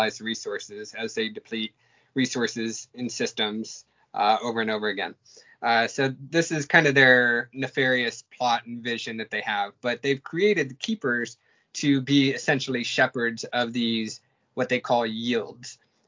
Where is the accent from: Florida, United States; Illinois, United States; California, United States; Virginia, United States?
California, United States; born there; but I was born in March Air Force Base over in near Riverside.